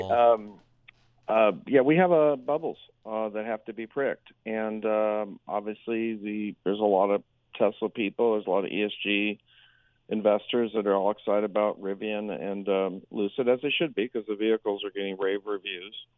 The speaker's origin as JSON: {"language": "English", "town": "Berkeley", "region": "California", "country": "United States", "moved": "yes", "said": "I'm from Berkeley, California originally"}